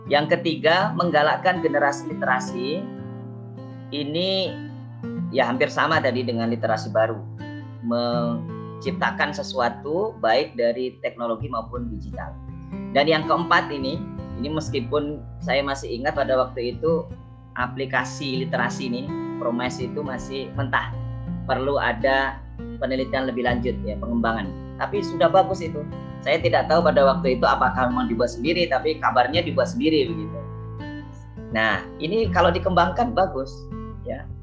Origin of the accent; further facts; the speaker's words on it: Riau, Indonesia; born there; Jauh tadi sampaikan ayah Ponorogo Jawa Timur, ibu Tulung Agung Jawa Timur. Jadi dari Timur Timur. Jadi jauh. ya meskipun lahir di Riau.